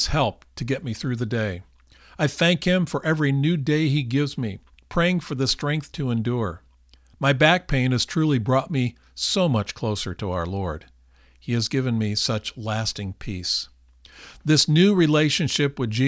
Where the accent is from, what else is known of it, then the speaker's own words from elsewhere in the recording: California, United States; we are from California